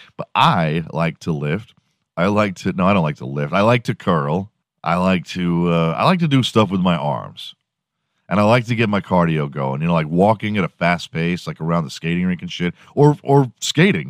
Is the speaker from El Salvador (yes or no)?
no; Houston, Texas, United States; I'm from Houston. I grew up watching the Rockets